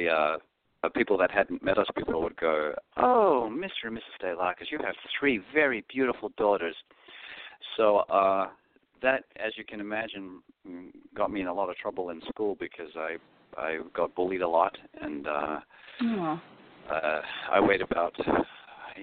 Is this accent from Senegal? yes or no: no; Perth, Western Australia, Australia; first language Greek; English is a second language; moved away as an adult; now in New York, United States; It was actually awesome growing up in Australia